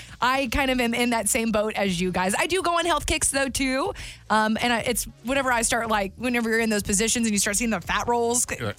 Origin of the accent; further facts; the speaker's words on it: the South, United States; I'm from the South.